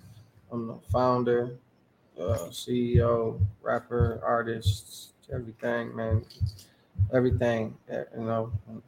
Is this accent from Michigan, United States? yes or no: yes; Lansing, Michigan, United States; I'm from the South Side, man. You know, I'm with Wainwright Elementary, you know what I'm saying? I'm from Fielding Drive and Churchill Downs.